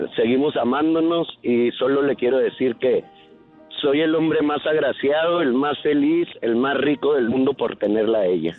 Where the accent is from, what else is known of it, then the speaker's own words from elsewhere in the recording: Ciudad Juárez, Chihuahua, Mexico; soy de Ciudad Juárez, Chihuahua